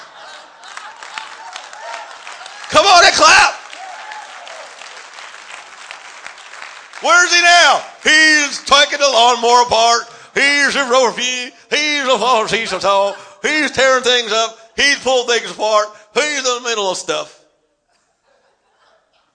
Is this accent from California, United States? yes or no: yes; Los Angeles, California, United States; I'm from Los Angeles